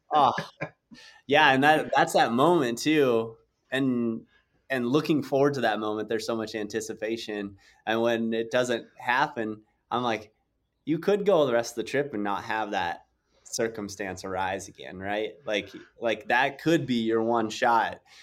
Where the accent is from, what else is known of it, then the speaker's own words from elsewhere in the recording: South Dakota, United States; I grew up in South Dakota